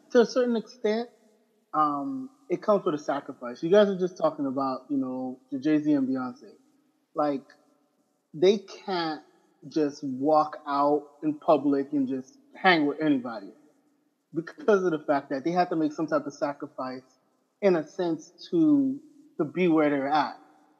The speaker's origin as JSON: {"language": "English", "region": "Abaco", "country": "Bahamas", "said": "I'm originally from Abaco, Bahamas."}